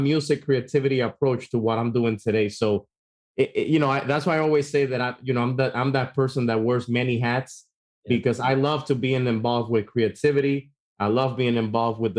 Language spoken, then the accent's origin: English; Dominican Republic; now in United States; I grew up back in Dominican Republic